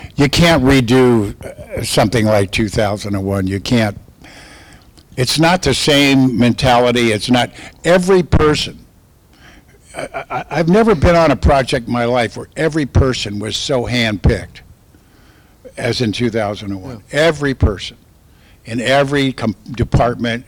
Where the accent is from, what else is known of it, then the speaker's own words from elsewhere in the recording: California, United States; I'm from California